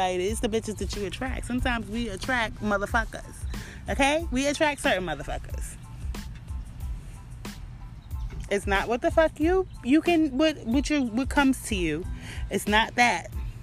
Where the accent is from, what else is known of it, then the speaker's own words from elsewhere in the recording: New York City, New York, United States; my hometown, Brooklyn